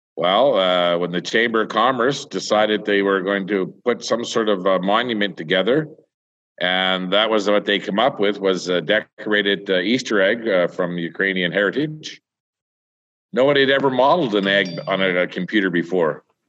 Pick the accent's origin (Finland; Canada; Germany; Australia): Canada; the Maritimes; now in Vegreville, Canada; I'm originally from the Maritimes. And, uh, I know before I left the Maritimes in seventy-nine